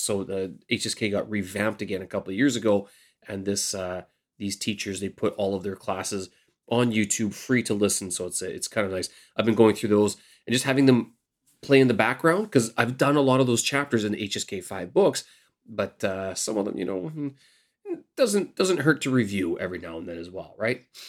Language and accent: English; Canada; moved away as an adult; now in Beijing, China; I'm your Canadian expat here in Beijing, China